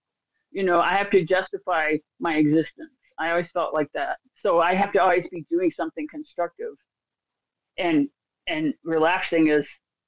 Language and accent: English; Iraq; Okay, well, I grew up in Iraq, you know, so, and I learned to be hypervigilant.